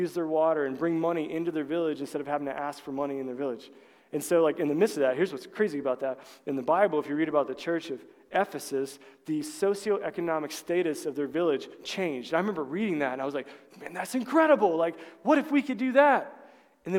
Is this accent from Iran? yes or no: no; Collinsville, United States; I'm from Collinsville